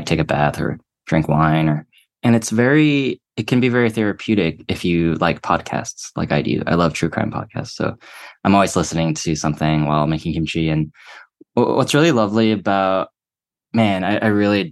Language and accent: English; Atlanta, Georgia, United States; moved away; going back home to Atlanta